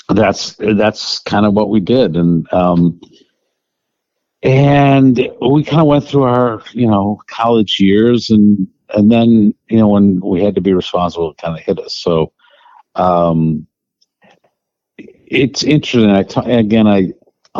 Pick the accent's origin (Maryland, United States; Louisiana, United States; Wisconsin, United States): Wisconsin, United States; We grew up in Wisconsin, which is, you know, one of the toughest environments